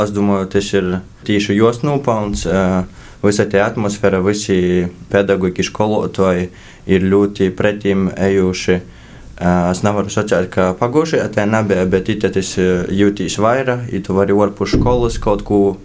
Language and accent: Latvian; Rēzekne, Latgale, Latvia; es visu dzīvi esmu atdzīvojis Riezeknī